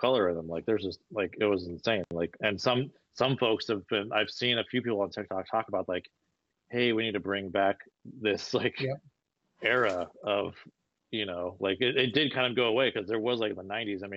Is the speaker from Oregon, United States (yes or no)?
yes; Portland, Oregon, United States; I grew up here in Portland